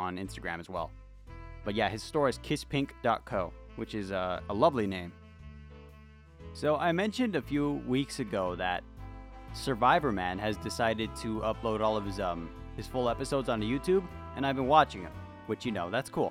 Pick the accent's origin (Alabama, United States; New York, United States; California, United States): California, United States; My entire life, from baby to adult, California, that's all I've known